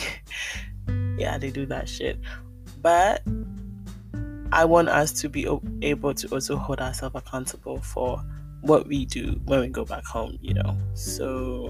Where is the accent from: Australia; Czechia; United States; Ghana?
Ghana; I'm Ghanaian